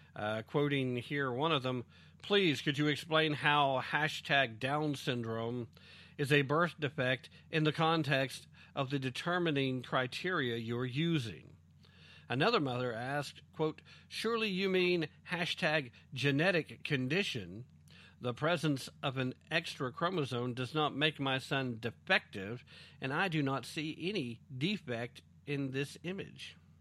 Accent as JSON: {"language": "English", "region": "East Tennessee", "country": "United States", "accent": "East Tennessee", "said": "East Tennessee tongue"}